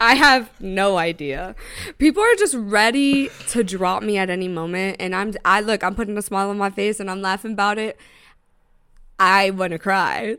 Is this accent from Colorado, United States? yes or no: no; Tampa, Florida, United States; now in New York, United States; Tampa, which is my hometown